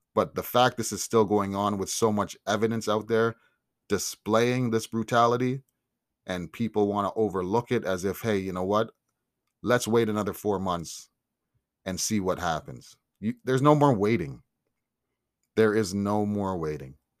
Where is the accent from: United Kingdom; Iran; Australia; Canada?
Canada; I'm Canadian. Black but I'm Canadian. Raised, love, and represent this country